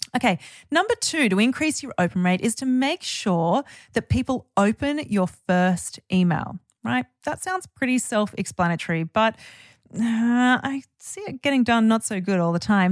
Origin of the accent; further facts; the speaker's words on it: Byron Bay, New South Wales, Australia; my hometown of Byron Bay